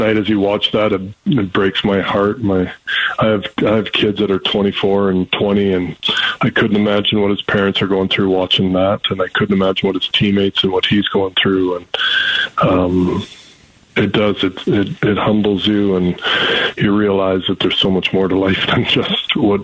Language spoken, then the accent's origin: English; Canada; as a Canadian